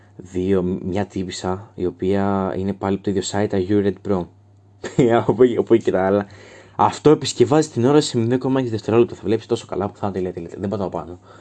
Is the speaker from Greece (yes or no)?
yes; Thrace, Greece; είμαι πανθρακικό, γιατί είμαι από τη Θράκη